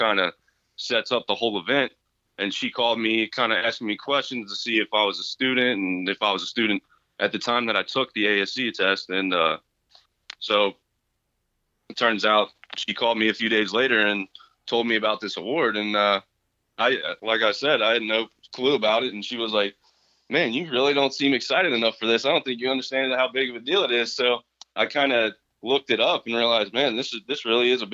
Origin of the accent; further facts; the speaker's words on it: Alexandria, Kentucky, United States; also born or lived in Orlando, Florida; I'm from Alexandria, Kentucky